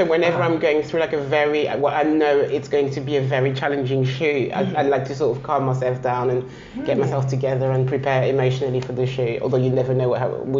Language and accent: English; Paris, Île-de-France, France; I mean, I still think, although I was raised in Paris, I still think London is the best city in the world.